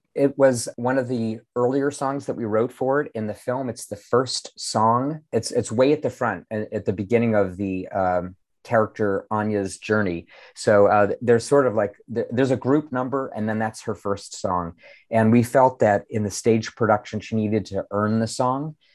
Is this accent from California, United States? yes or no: no; Pittsburgh, Pennsylvania, United States; my hometown of Pittsburgh.